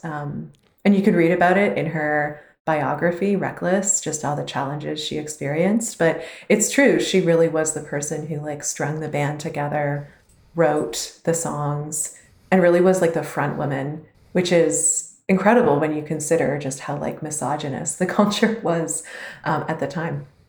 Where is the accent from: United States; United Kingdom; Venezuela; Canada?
Canada; as a Canadian